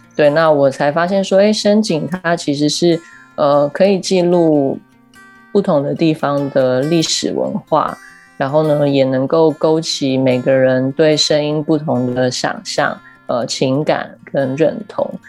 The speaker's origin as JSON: {"language": "Chinese", "region": "Keelung", "country": "Taiwan", "tie": "born or raised there", "also_born_or_lived": "Taipei", "moved": "as an adult", "said": "基隆是我生长的地方嘛，我， 我一直到十八岁才离开基隆，然后搬到台北"}